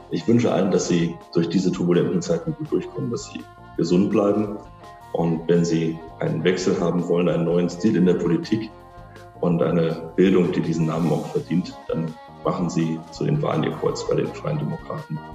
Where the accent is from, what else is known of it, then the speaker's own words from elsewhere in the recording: Spandau, Berlin, Germany; Na, Spandau äh, ist meine Heimat. Ähm, das ist das, wo ich herkomme, wo ich lebe, wo ich gerne lebe.